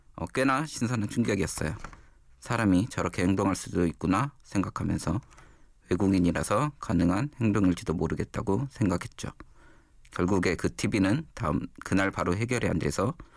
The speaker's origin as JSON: {"language": "Korean", "region": "Gwangju", "country": "South Korea", "tie": "born or raised there", "also_born_or_lived": "Jeju", "moved": "as an adult", "lives_now": "Seoul, South Korea", "said": "태어나 자란 곳은 광주입니다."}